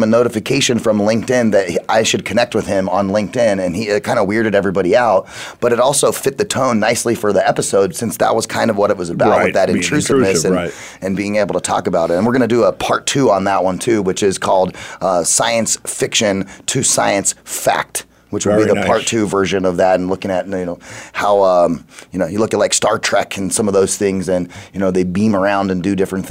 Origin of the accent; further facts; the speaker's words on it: Arizona, United States; here in my home state